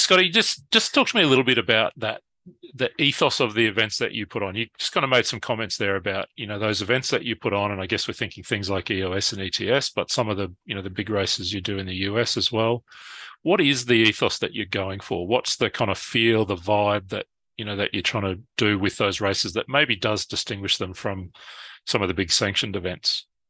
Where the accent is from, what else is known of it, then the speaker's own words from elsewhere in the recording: Brisbane, Queensland, Australia; my hometown in Brisbane, Australia